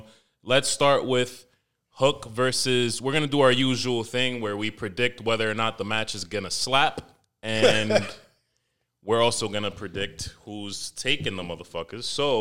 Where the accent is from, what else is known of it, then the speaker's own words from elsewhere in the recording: New York City, New York, United States; I'm from Manhattan.